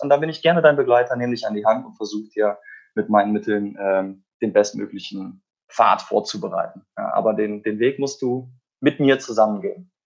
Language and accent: German; Cologne, North Rhine-Westphalia, Germany; Ich komme aus Köln